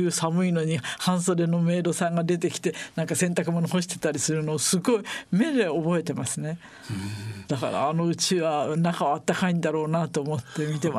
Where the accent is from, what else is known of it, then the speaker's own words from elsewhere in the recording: Yokohama, Kanagawa, Japan; そうですね私たち横浜の人はやっぱりそう思ってますね。